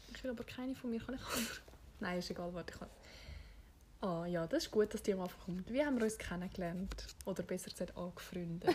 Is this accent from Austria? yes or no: no; Switzerland; ich bin Schweizerin